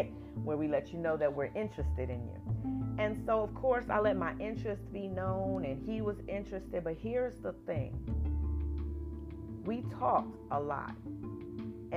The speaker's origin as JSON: {"language": "English", "region": "New Jersey", "country": "United States", "also_born_or_lived": "Atlanta, Georgia", "moved": "as an adult", "said": "I am from New Jersey."}